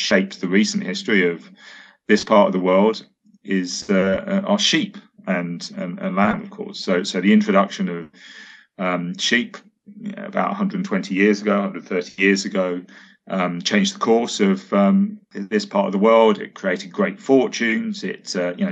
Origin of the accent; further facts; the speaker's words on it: United Kingdom; as both a British person and someone with a Welsh girlfriend